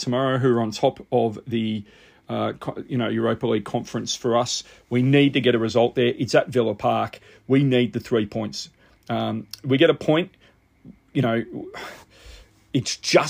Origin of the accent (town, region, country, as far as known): Australia